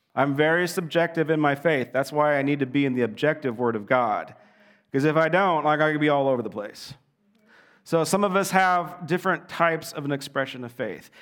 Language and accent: English; Southern California, United States; growing up in Southern California